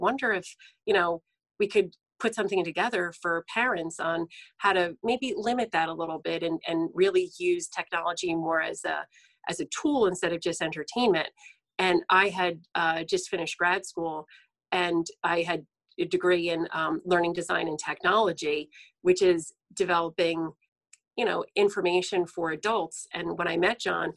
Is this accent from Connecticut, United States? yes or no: no; central New Jersey, United States; I'm from New Jersey. I live in central New Jersey, which is, people call it the Jersey Shore. Thus, us that live here, we actually call it the beach. And I've lived here, I've lived here all my life.